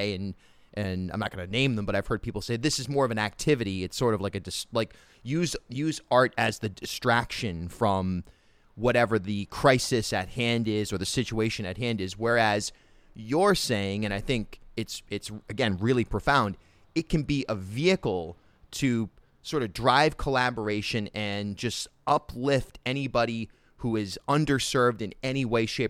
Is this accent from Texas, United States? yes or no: no; Rhode Island, United States; also born or lived in Brooklyn, New York; I grew up in Rhode Island